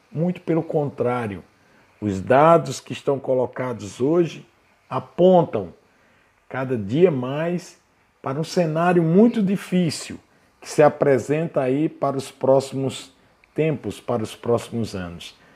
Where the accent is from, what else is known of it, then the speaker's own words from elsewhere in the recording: Brazil; enquanto brasileiros